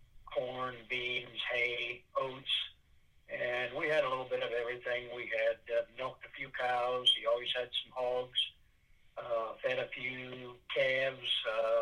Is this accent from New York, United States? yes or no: no; Kalona, Iowa, United States; also born or lived in Oklahoma; I was born actually in Oklahoma. Oh, but I've lived most of my life here in the Kelowna area.